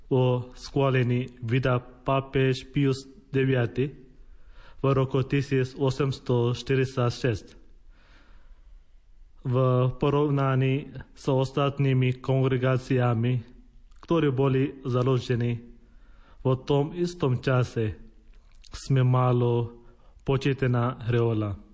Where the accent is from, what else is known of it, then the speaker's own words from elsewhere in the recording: India; Slovak is a second language; moved away as an adult; now in Slovakia; Som rada, že môžem povedať, že som z Indie.